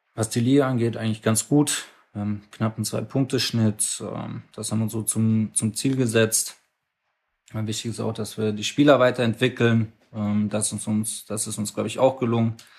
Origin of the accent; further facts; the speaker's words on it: Mannheim, Baden-Württemberg, Germany; komme gebürtig aus Mannheim, Hab äh, beim SSV Vogelstand angefangen Fußball zu spielen, da war mein Vater mein, mein Trainer bis zur E-Jugend